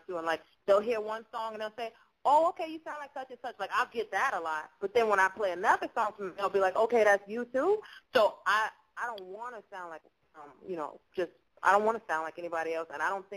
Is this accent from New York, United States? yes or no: yes; New York City, New York, United States; I'm from Brooklyn, New York originally. Shout out to BK, Fort Greene in the house